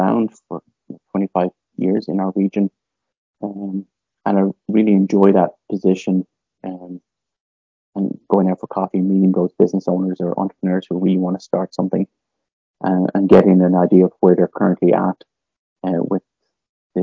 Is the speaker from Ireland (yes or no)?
yes; Dublin, Leinster, Ireland; moved away as an adult; also born or lived in Limerick, Ireland; now in Northwest Alberta, Canada; Originally, I'm from Ireland. And I grew up in the capital city in Dublin